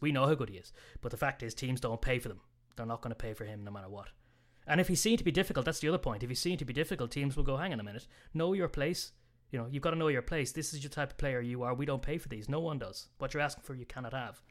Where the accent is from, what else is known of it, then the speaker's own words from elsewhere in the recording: Ireland; being Irish